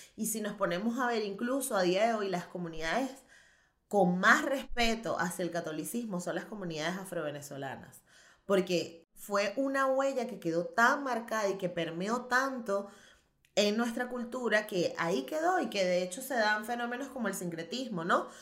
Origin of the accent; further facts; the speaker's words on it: Venezuela; moved away as an adult; now in Barcelona, Spain; Yo soy venezolana